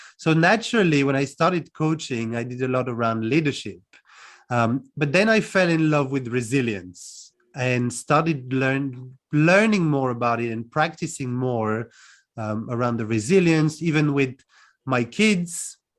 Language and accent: English; France; born or raised there; also born or lived in United Kingdom; now in Cluj-Napoca, Romania